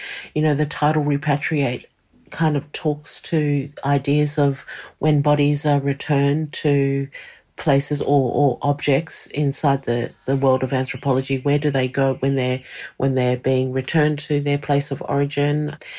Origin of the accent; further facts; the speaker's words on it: Australia; using the power that I have as an Australian to do that.